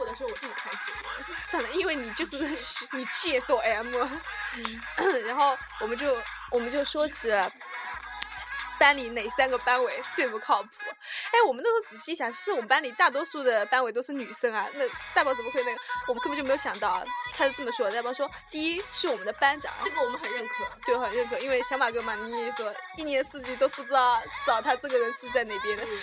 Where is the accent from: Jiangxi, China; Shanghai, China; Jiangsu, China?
Jiangsu, China; Suzhou; 我们是苏州人